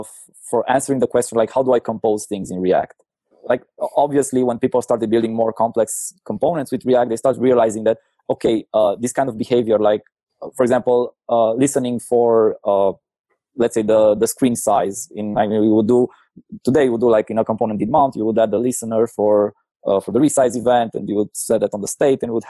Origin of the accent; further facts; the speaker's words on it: Cluj-Napoca, Cluj County, Romania; I'm from Cluj, Romania